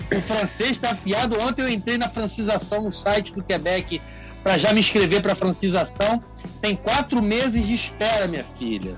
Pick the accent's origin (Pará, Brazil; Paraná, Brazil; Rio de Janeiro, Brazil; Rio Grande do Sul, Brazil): Rio de Janeiro, Brazil; moved away as an adult; also born or lived in Minas Gerais; now in Canada; eu sou do Rio